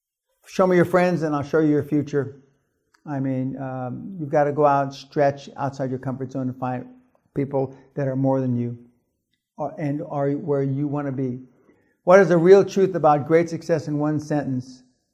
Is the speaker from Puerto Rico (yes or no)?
no; Germany; I grew up in German middle class.